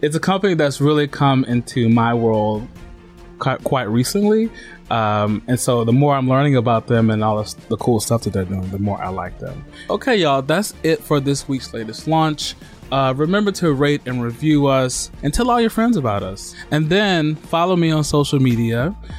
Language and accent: English; Mississippi, United States; I grew up in Mississippi